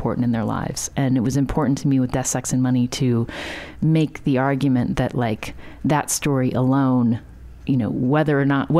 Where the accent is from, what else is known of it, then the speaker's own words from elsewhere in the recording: West Virginia, United States; growing up in West Virginia